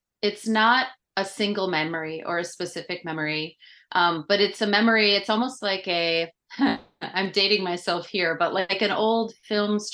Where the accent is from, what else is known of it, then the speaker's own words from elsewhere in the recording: Midwest of the United States, United States; moved away as an adult; also born or lived in Kenya; I grew up in the Midwest of the United States.